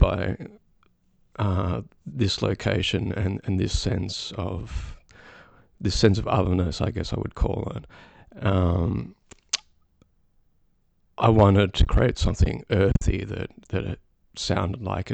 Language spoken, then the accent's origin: English; Melbourne, Victoria, Australia; moved away as an adult; now in United Kingdom; I'm from Melbourne, and I relocated to the UK in 2019